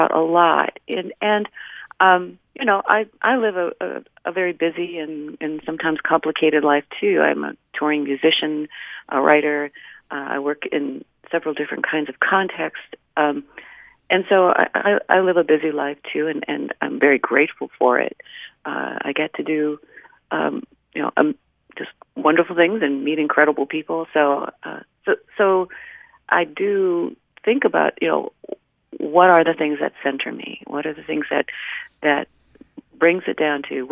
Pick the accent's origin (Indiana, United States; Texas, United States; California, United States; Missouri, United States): Indiana, United States; northern; accent: Midwestern; I'm from Indiana. I grew up in the northern part closer to Chicago, but now I live in the southern part.